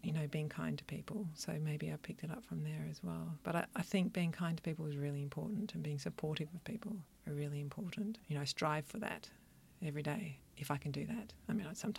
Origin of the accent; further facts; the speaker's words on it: country Victoria, Australia; now in Melbourne, Australia; I grew up in country Victoria